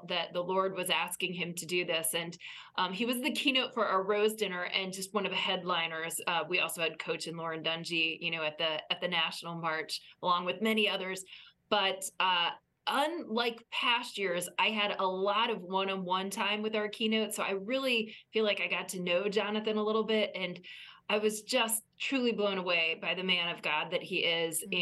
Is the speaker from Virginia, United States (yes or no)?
yes; Virginia, United States; Virginia, my home state